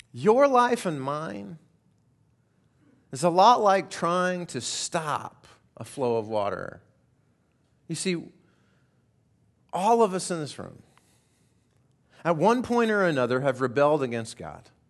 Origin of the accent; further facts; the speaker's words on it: Colorado, United States; I grew up primarily in Colorado and uh, grew up in the mountains, and there was a little creek that ran in front of our house.